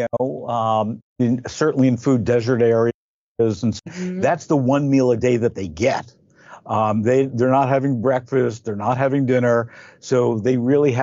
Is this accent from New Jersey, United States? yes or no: yes; New Jersey, United States; I grew up in New Jersey